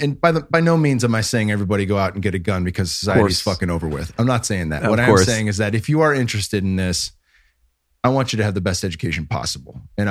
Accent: California, United States; like we're from the Bay Area, we have a lot of people come in to work in tech that never drove before.

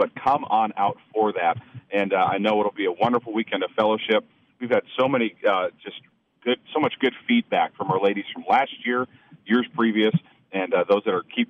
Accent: Milwaukee, Wisconsin, United States; Growing up in Milwaukee

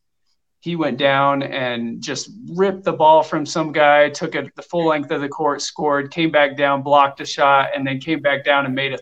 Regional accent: Alpine, Utah, United States; also born or lived in Belgium; we moved to Alpine when I was about 8 years old and lived there, awesome. Through high school.

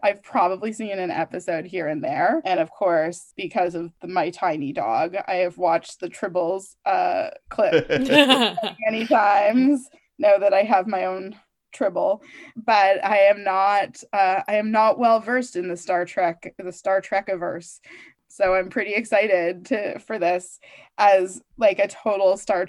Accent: Toronto, Ontario, Canada; we grew up downtown in Toronto, sort of a mixed race Jewish family doing various kinds of things.

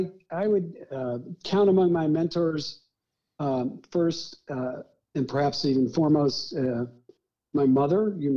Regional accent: Deep South, United States; She was a Midwesterner and I was growing up in the Deep South, and I grew up with her values

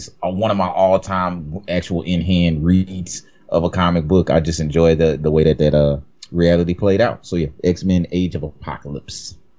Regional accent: the South, United States; I'm from the South.

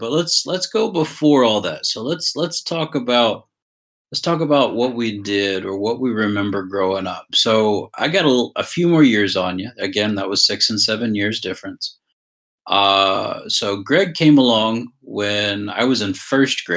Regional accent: Shelby, Ohio, United States; also born or lived in Brunswick, Georgia; We moved back up to Shelby, Ohio

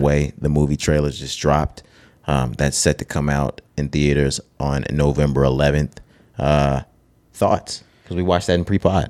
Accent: the South, United States; we're from the South

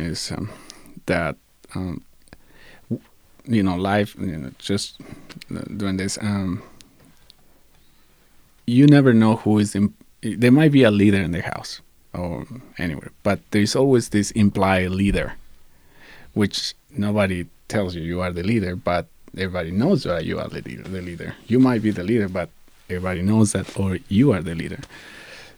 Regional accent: Ecuador; English is a second language; now in United States; When I grew up in Ecuador

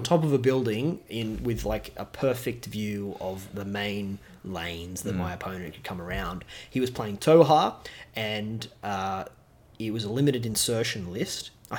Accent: Newcastle, New South Wales, Australia; now in Melbourne, Australia; I am from Newcastle myself, so as a New South Welshman, I am and a Novocastrian through and through.

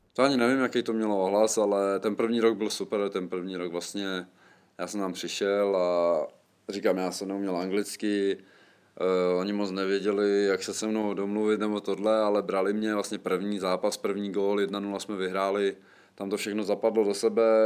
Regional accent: Czechia; moved away as an adult; also born or lived in Poland

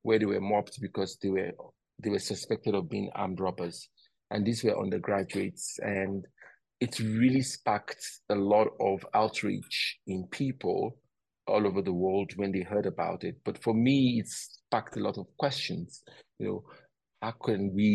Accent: Nigeria; where I come from as a Nigerian

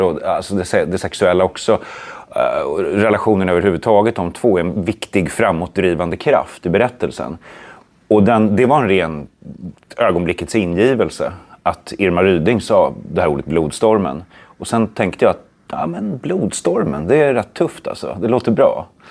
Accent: Sweden; jag är en svensk skräckförfattare

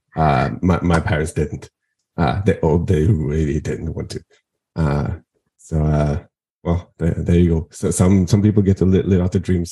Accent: Norway; I'm a Norwegian independent journalist, podcaster, actor, and activist

